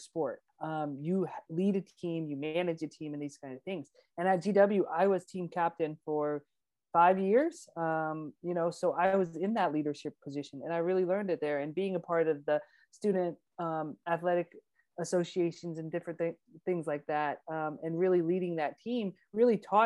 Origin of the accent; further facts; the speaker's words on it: Georgia, United States; I am from Georgia, and in Georgia we have lots of hills